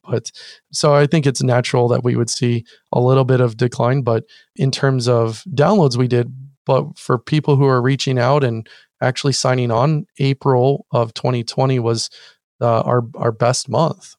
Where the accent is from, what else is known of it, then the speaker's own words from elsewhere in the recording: Orange County, California, United States; also born or lived in San Diego / Kansas; I moved to Orange County, uh, which is actually where I grew up